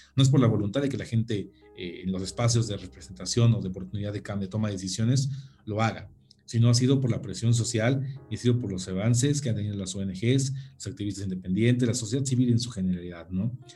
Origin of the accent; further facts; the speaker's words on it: Hidalgo, Mexico; orgullosamente soy del estado de Hidalgo